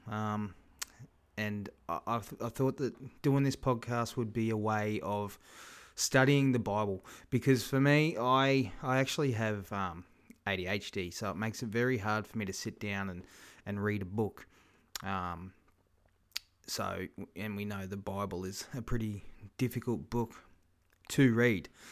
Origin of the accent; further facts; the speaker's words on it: Kingaroy, Queensland, Australia; my hometown here, Kingaroy